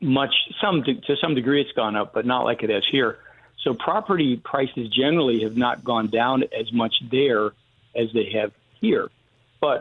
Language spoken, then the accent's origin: English; Western New York, United States; now in Houston, United States; I grew up in Western New York, so it's not near Buffalo